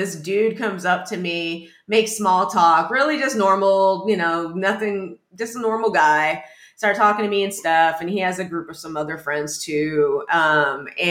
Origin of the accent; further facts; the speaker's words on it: Texas, United States; moved away as an adult; now in New York, United States; That's how we grew up. You know, we're from Texas